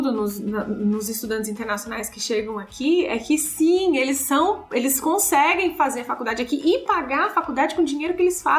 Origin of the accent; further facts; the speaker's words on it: Brazil; moved away; como a gente vem do Brasil